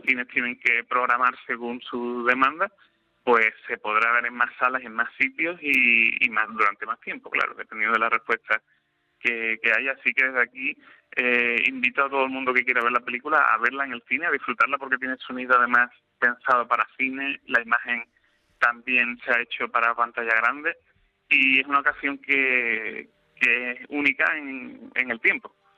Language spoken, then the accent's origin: Spanish; Sanlúcar de Barrameda, Andalusia, Spain; yo soy de San Sanlúcar de Barrameda